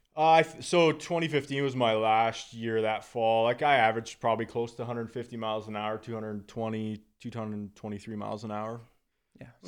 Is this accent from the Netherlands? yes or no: no; Northern Alberta, Canada; being from Northern Alberta, I mean, I was literally on skates by two years old